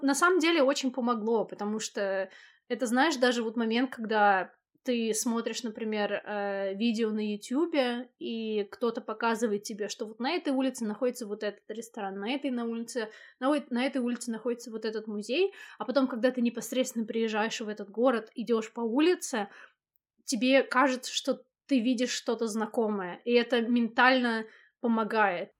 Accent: Moscow, Russia; moved away as an adult; also born or lived in Samara; now in Leeds, United Kingdom; Вообще я родилась в Самаре, а потом я переехала в Москву, когда мне было, по-моему, 6 лет

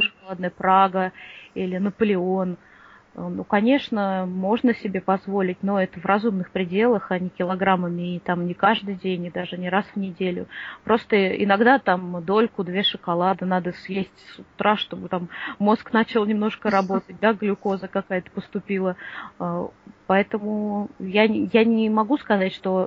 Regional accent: Moscow, Russia; я из Москвы

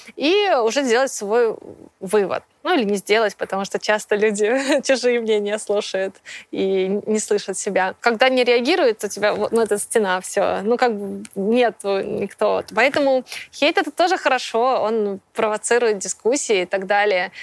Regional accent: Minsk, Belarus; moved away as an adult; also born or lived in Moscow; Я из Минска

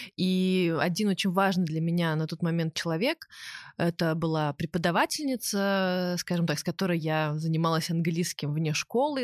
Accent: Minsk, Belarus; я росла в Минске

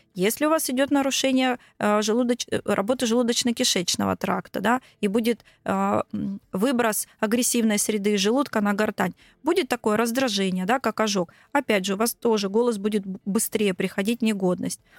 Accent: Krasnodar, Krasnodar Krai, Russia; я из Краснодара.

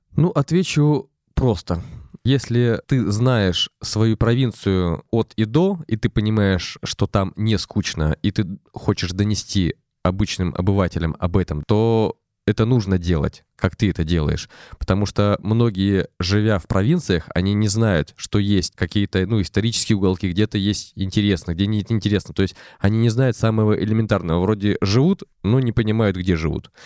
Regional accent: Arkhangelsk Oblast, Russia; moved away; я из Архангельской области, конечно, я не так часто а, туда приезжаю, но тем не менее все равно тянет меня туда.

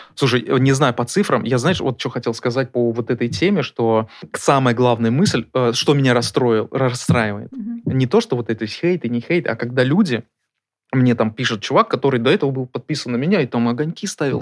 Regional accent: Murmansk, Murmansk Oblast, Russia; Мы вместе из Мурманска.

